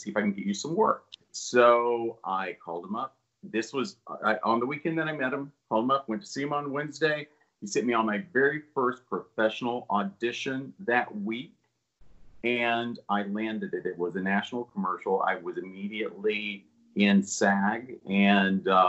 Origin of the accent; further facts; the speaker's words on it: Hazard, Kentucky, United States; now in Los Angeles, United States; grew up in the mountains of southeastern Kentucky